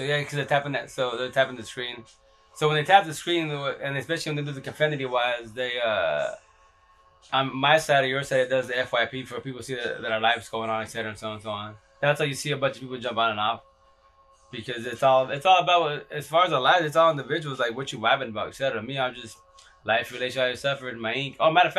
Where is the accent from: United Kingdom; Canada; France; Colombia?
United Kingdom; London; We're from London.